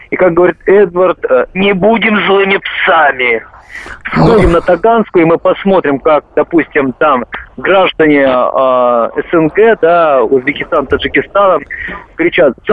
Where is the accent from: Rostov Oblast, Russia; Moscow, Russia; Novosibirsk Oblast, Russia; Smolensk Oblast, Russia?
Moscow, Russia; Э, я не из Ставрополя, я из Москвы.